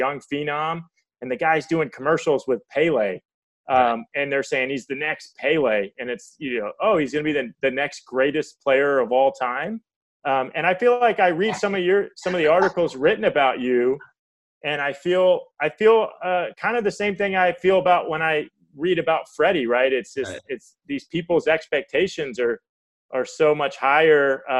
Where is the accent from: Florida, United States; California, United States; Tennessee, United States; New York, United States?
Florida, United States; Tampa; I grew up in Tampa